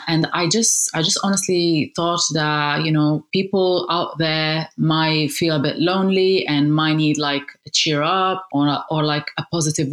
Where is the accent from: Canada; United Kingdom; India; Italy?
Italy; Sardinia; also born or lived in Casablanca, Morocco; I grew up in Sardinia, which is a gorgeous island in Italy